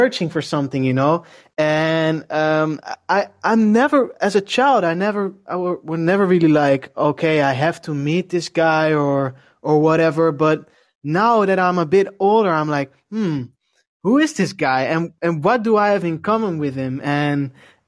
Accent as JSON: {"language": "English", "town": "Leiden", "region": "South Holland", "country": "Netherlands", "also_born_or_lived": "Noordwijk", "said": "I'm from a city called Leiden. It's near Amsterdam"}